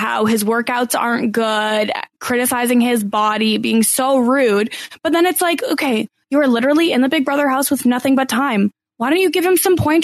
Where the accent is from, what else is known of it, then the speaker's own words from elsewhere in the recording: Canada; I'm Canadian